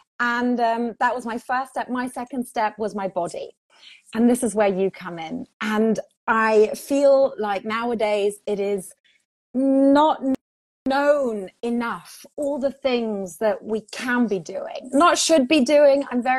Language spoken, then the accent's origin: English; Portugal; also born or lived in England; But I grew up in Portugal. I was raised English speaking. And then I studied in England.